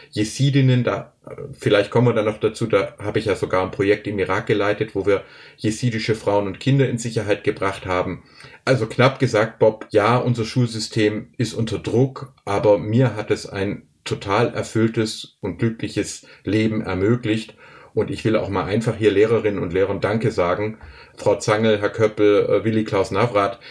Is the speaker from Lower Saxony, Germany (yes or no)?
no; Filderstadt, Baden-Württemberg, Germany; ich wachs hier im Schwäbischen in einem kleinen Dorf auf